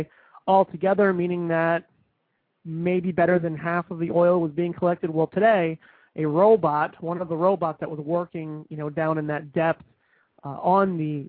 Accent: New Jersey, United States; now in southern United States; I grew up in New Jersey

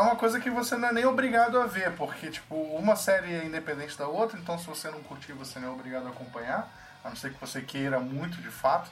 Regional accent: Rio de Janeiro, Brazil; nós todos somos cariocas

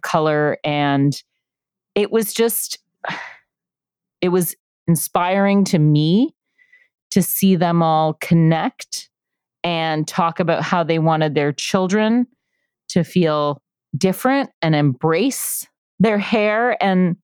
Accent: Canada; We're Canadian. Yeah. We're French

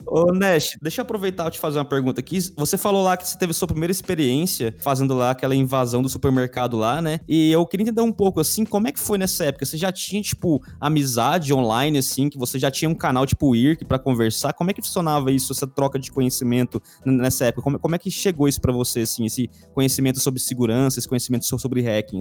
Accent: Goiânia, Goiás, Brazil; eu, cara, nasci lá

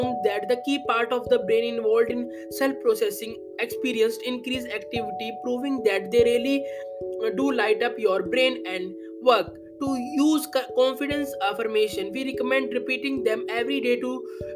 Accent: India; I am from India

